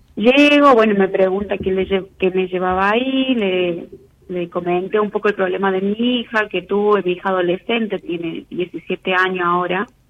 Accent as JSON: {"language": "Spanish", "region": "Misiones", "country": "Argentina", "moved": "as an adult", "lives_now": "Córdoba, Argentina", "said": "yo soy de Misiones, pero estoy viviendo en Córdoba"}